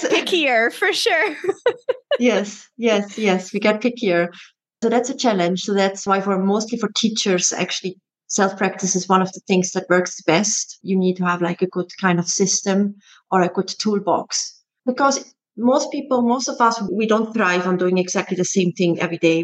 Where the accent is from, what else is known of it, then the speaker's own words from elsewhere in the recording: Switzerland; moved away as an adult; also born or lived in Netherlands; I'm originally from Switzerland and I emigrated to the Netherlands to become a dancer when I was 19.